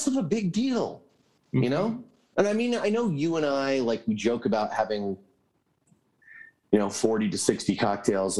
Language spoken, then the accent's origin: English; Connecticut, United States; now in California, United States; I'm from Connecticut originally.